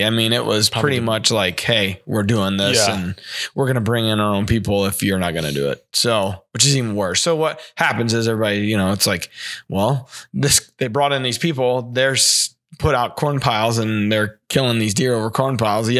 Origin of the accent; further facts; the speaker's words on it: Ste. Genevieve, Missouri, United States; that's happening in my hometown of St. Genevieve.